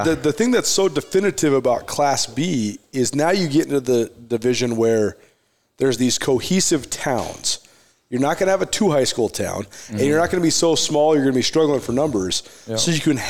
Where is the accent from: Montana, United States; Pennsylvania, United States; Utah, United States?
Montana, United States; Because so many of us growing up in Montana